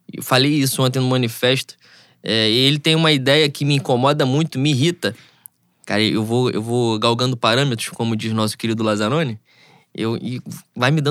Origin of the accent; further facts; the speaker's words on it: Rio de Janeiro, Brazil; Eu venho de Bangu, conheço o Juan